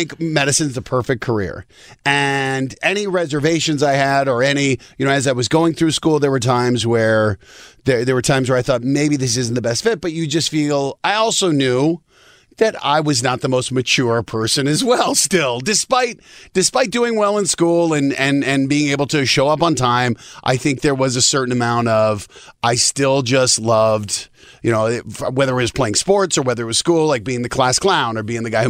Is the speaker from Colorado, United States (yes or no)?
yes; Denver, Colorado, United States; I grew up in Denver, the suburbs of Denver